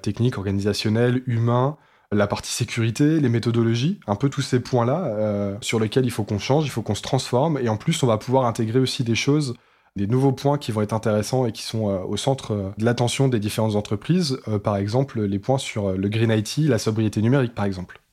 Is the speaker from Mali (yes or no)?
no; France; chez nous en France